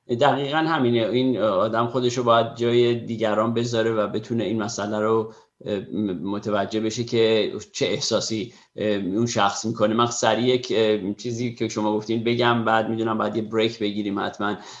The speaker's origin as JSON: {"language": "Persian", "country": "Iran", "moved": "yes", "lives_now": "United States", "said": "ما هم به عنوان یه ایرانی"}